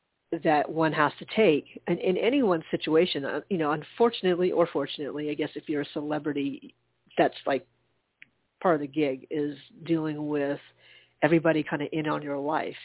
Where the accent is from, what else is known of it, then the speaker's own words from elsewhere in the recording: United States; as an American